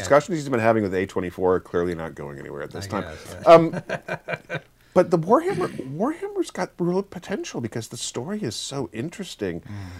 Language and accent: English; Kansas, United States; I grew up in Kansas though too, and it is a different country.